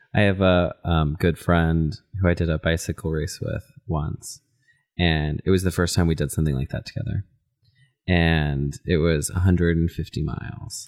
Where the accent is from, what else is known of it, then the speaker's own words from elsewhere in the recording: Texas, United States; now in Minnesota, United States; I'm from Texas, and you know, we live in Minnesota